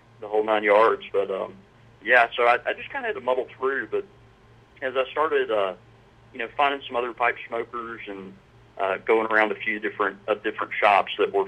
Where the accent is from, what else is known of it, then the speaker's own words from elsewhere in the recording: Brandon, Mississippi, United States; I grew up in a little community outside of Jackson called Brandon